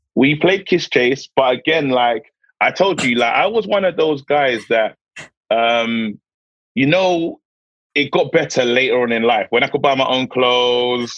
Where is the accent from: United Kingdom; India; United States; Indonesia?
United Kingdom; London; I, I grew up in Brixton